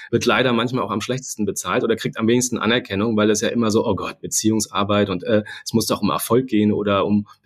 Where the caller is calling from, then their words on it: Hamburg, Germany; Und ich bin aus Hamburg zugeschaltet. Insofern hätte ich mich auch mit einem Moin melden können gerade.